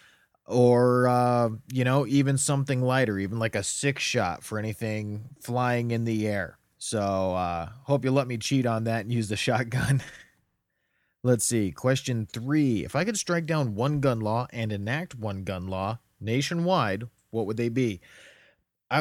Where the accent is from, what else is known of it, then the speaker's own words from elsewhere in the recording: United States; growing up in America